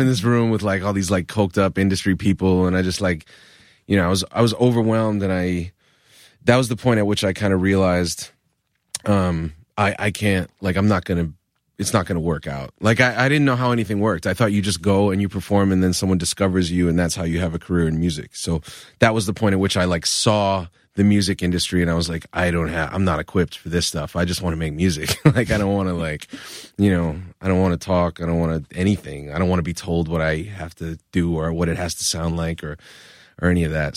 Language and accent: English; Providence, Rhode Island, United States; moved away as an adult; now in New York, United States; I grew up in Rhode Island